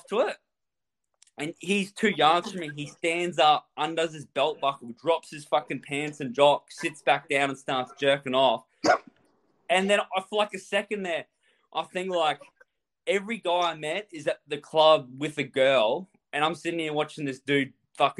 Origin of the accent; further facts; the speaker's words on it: Australia; I'm just here from Australia